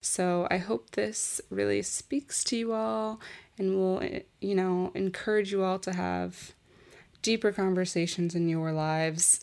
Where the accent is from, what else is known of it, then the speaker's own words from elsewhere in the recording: United States; moved away as an adult; also born or lived in New York / Florida; now in Paris, France; originally from New York and Florida